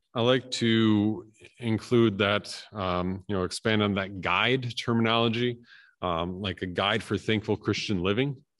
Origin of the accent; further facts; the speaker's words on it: Appleton, Wisconsin, United States; moved away; also born or lived in Canada; I had that in, in my hometown too, that, uh, that everything closed between one and three on Good Friday.